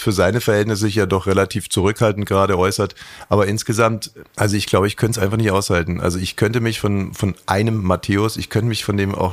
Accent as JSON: {"language": "German", "town": "Greifswald", "region": "Mecklenburg-Vorpommern", "country": "Germany", "tie": "born or raised there", "said": "Greifswald sind wir geboren."}